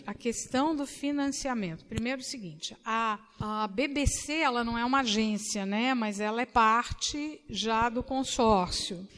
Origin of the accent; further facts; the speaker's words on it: Minas Gerais, Brazil; now in São Paulo, Brazil; eu sou mineira